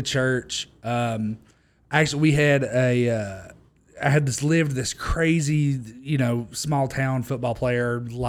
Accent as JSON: {"language": "English", "town": "Harriman", "region": "Tennessee", "country": "United States", "tie": "born or raised there", "said": "In Harriman, Tennessee. So a town of like 2,000 people near Knoxville, that area."}